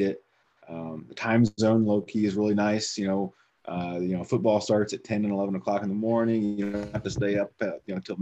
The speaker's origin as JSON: {"language": "English", "region": "Indiana", "country": "United States", "tie": "born or raised there", "moved": "as an adult", "lives_now": "Arizona, United States", "said": "I'm from Indiana."}